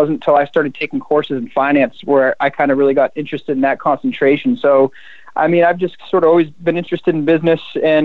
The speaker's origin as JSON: {"language": "English", "region": "Maine", "country": "United States", "tie": "born or raised there", "said": "I grew up in Maine, born and raised here"}